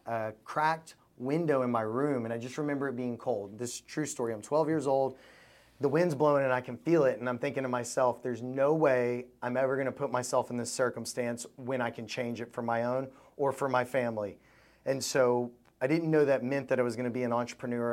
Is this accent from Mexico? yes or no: no; Louisville, Kentucky, United States; I was raised in Louisville, Kentucky.